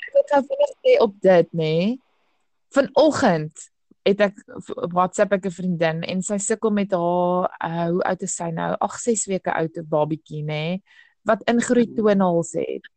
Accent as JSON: {"language": "Afrikaans", "town": "Cape Town", "region": "Western Cape", "country": "South Africa", "tie": "born or raised there", "also_born_or_lived": "Hartenbos / Riversdale", "said": "Toe ek gehad 5 is, destyds aan 'n 3 het ons Kaap toe getrek uh noordelike voorstede en ja, sedertdien is ek maar hier Brackenfell, Belwel, Kelsrivier op die oomblik sit in Durbanwil."}